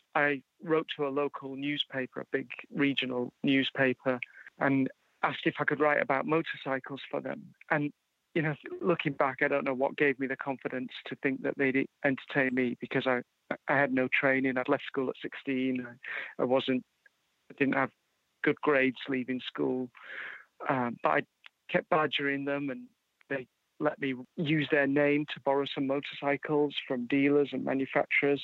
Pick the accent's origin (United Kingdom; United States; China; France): United Kingdom; Yorkshire and the Humber; also born or lived in Edinburgh, Scotland; I was born in Edinburgh in Scotland, but grew up in uh, in Yorkshire in England